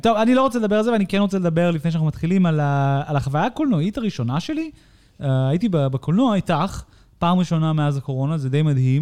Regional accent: United States; now in Israel; אני כאמריקאי

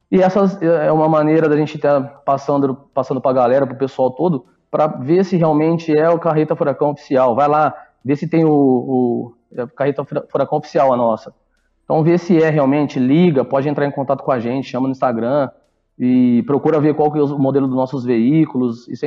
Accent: Ribeirão Preto, São Paulo, Brazil; Isso, nós somos de Ribeirão

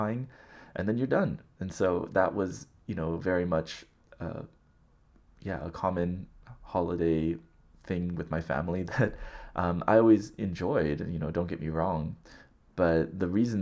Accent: Southern California, United States; growing up in Southern California

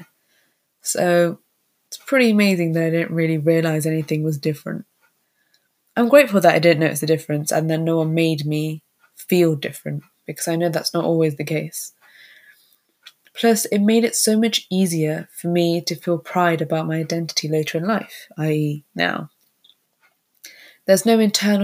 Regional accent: United Kingdom; first language Tamil; I was born and raised in the UK

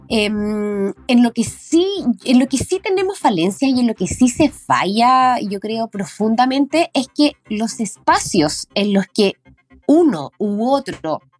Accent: O'Higgins, Chile; son nuestras tradiciones, nuestra idiosincrasia como chilenos, como colchagüinos

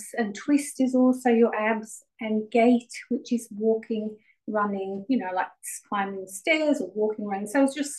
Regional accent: England, United Kingdom; now in Melbourne, Australia; I actually was born in England

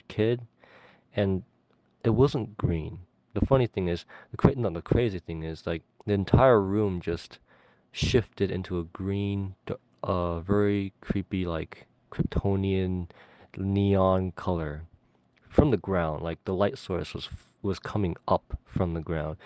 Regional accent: California, United States; I'm from California

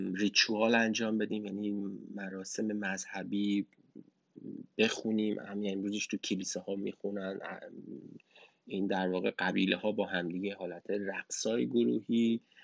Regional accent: Iran; من تو ایران بزرگ شدم

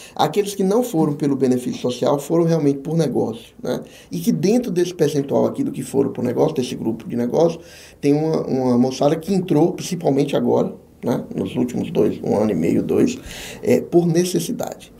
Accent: Jequié, Bahia, Brazil; moved away as an adult; also born or lived in Ilhéus / Santo Antônio de Jesus; now in Feira de Santana, Brazil; apareceu uma vaga pra, na minha terra natal como consultor. Vim para Jequié

